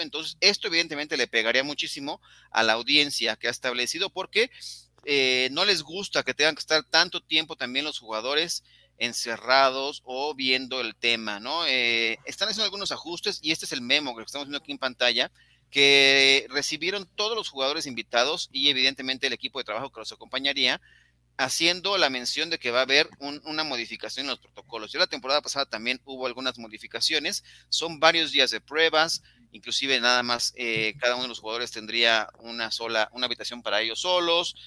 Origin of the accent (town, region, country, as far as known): Mexico